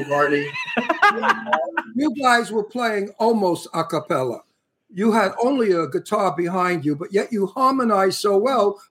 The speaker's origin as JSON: {"language": "English", "town": "New York City", "region": "New York", "country": "United States", "said": "I'm from Brooklyn, Italian from Brooklyn."}